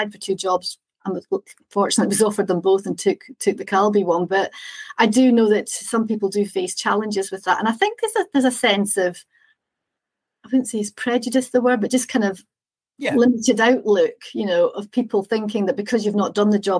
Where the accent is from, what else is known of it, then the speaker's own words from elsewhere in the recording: Scotland, United Kingdom; moved away as an adult; also born or lived in Chester / Edinburgh; I'm Scottish, I was living in Chester